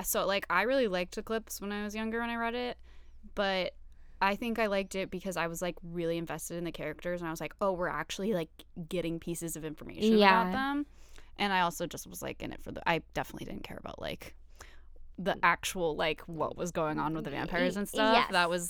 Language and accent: English; the South, United States; I grew up in the South also.